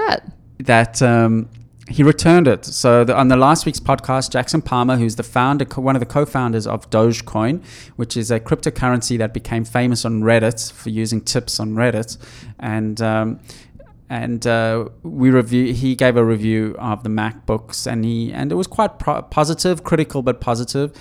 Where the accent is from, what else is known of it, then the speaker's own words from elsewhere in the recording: South Africa; I grew up in South Africa